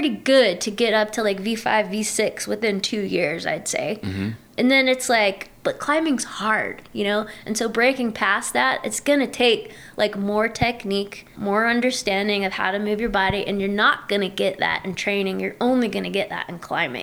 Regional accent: Louisiana, United States; now in Bishop, United States; I grew up in Louisiana

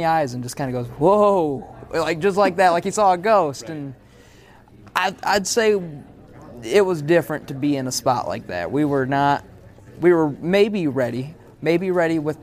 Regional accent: Michigan, United States; now in Nashville, United States; We're all buddies from Michigan

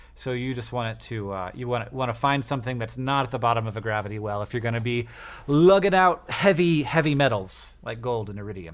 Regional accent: United States; I'm American

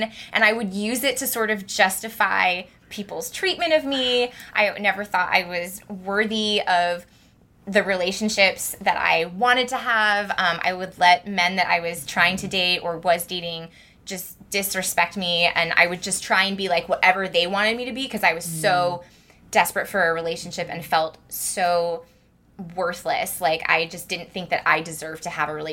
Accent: Santa Cruz, California, United States; moved away as an adult; also born or lived in Los Angeles / Japan; now in San Francisco, United States; I grew up in Santa Cruz

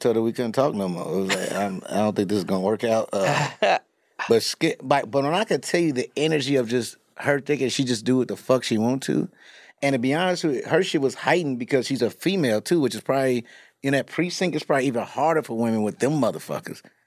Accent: Chicago, Illinois, United States; I'm from Chicago

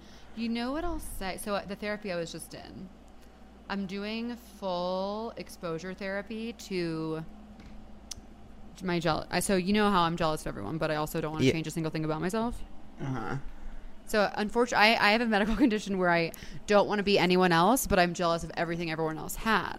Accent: Long Island, New York, United States; Like, hey … I'm from Long Island. I'm a freshman living in Rocky, and my favorite adjective is adjectival.

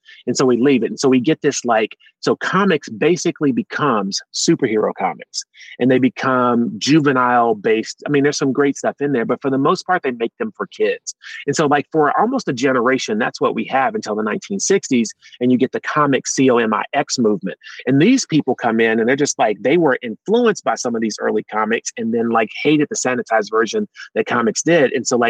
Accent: the South, United States; I'm from the South, you put red drink in that picture

